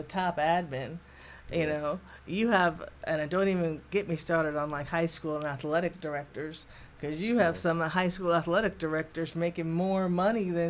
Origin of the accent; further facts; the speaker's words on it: New Jersey, United States; now in North Carolina, United States; I'm originally from New Jersey